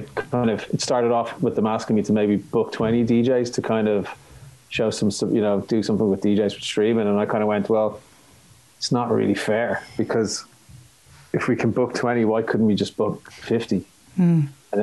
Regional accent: Ireland

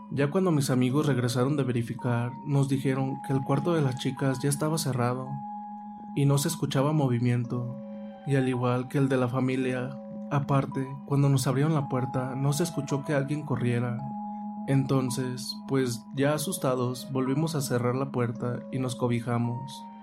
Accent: San Francisco del Rincón, Guanajuato, Mexico; soy originario de México, San Francisco del Rincón.

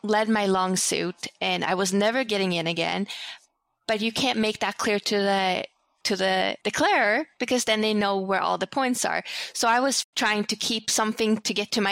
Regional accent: Sweden; moved away; growing up in Sweden

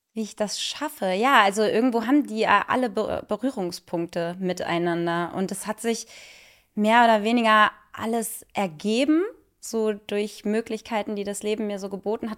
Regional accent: Cologne, North Rhine-Westphalia, Germany; moved away; also born or lived in Munich; in meiner Heimat in Köln

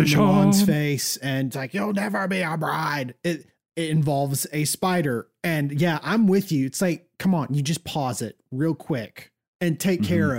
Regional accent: United States; I say that as an American

